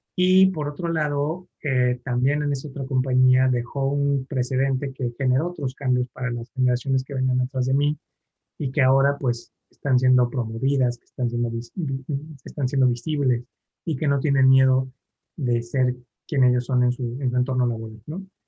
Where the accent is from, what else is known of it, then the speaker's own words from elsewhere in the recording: Mexico City, Mexico; soy chilango, eh, nací aquí en la Ciudad de México